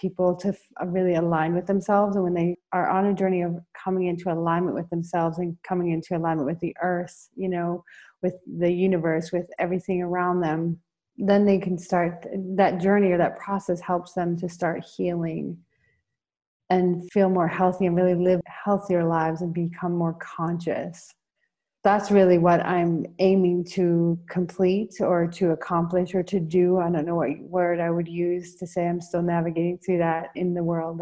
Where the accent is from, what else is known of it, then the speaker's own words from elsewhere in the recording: Colorado, United States; moved away as an adult; now in Rio de Janeiro, Brazil; I'm coming to you from Rio de Janeiro, Brazil, but I'm from the United States, from Colorado.